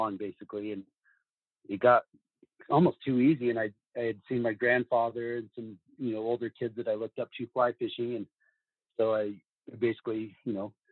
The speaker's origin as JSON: {"language": "English", "town": "Salt Lake City", "region": "Utah", "country": "United States", "tie": "born or raised there", "said": "I grew up in Salt Lake City"}